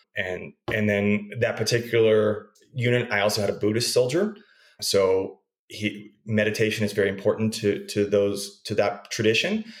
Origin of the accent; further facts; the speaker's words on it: Abilene, Texas, United States; also born or lived in Riverside, California / Dallas Fort Worth area; now in El Paso, United States; I grew up in Abilene, Texas, so about 150 miles west of TCU down the interstate